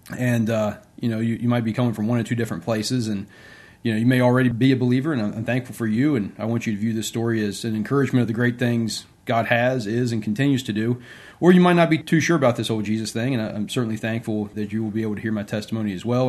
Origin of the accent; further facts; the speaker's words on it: Bridgewater, Virginia, United States; also born or lived in Norfolk, Virginia / Williamsburg, Virginia; now in Richmond, United States; I was born and raised in Bridgewater, Virginia.